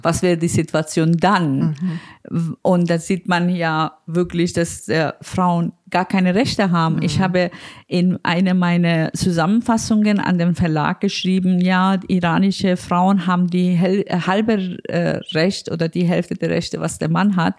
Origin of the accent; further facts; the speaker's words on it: Iran; now in Berlin, Germany; mein Land